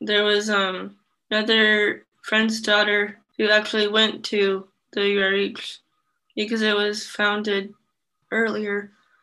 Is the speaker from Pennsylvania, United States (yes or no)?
no; Iowa City, Iowa, United States; also born or lived in Vietnam; I've lived here all my life, I guess after I was adopted